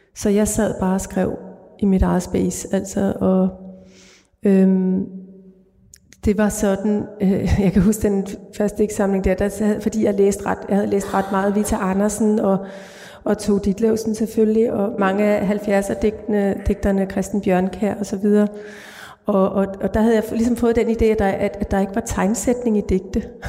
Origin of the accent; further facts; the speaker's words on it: Greenland; moved away; den uge, jeg var i min fødeby